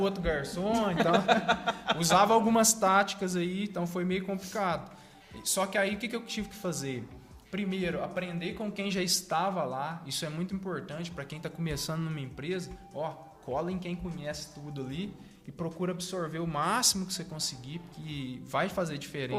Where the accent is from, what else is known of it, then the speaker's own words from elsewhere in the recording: Três Pontas, Minas Gerais, Brazil; daqui de três pontas, assim, passamos por muitas dificuldades